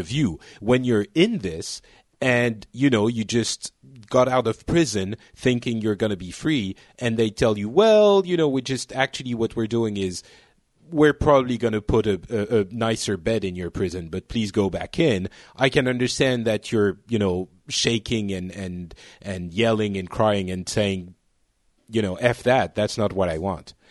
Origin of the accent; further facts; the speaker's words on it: Lebanon; now in France; I was born in Lebanon and my parents are from, well, basically all over, uh, the world